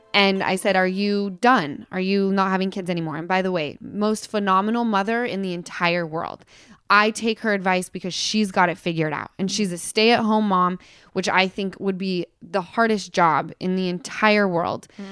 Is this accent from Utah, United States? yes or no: yes; Utah, United States; I come from Utah